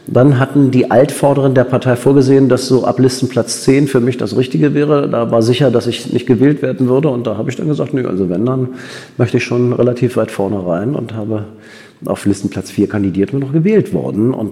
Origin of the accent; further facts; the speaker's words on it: Berlin, Germany; Ich bin in Berlin geboren, groß geworden, zur Schule gegangen